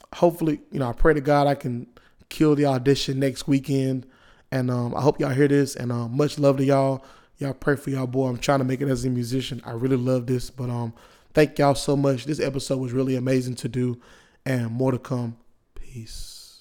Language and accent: English; Wilson, United States; I'm from, I'm from Wilson